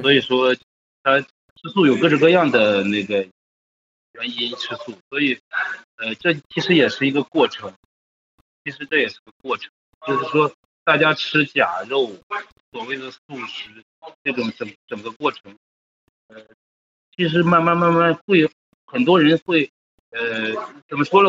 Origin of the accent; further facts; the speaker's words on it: China; 像我们中国人